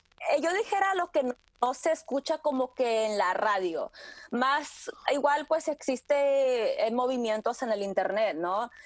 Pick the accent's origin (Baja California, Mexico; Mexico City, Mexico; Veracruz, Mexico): Baja California, Mexico; Tijuana; moved away as an adult; also born or lived in San Diego, California, United States; now in New York, United States; Yo nací en San Diego, me crié mis primeros años en Tijuana y yo escuché mucha música pues de la frontera